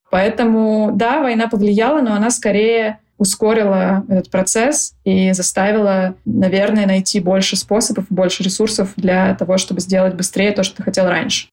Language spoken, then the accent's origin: Russian; Saint Petersburg, Russia; moved away as an adult; also born or lived in Dubai; Я из Питера, и сейчас конкретно я нахожусь здесь. При этом э, сколько-то лет я жила в разных местах